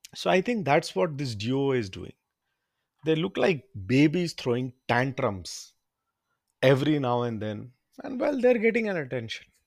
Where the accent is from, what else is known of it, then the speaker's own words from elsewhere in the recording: India; also born or lived in London; I'm from India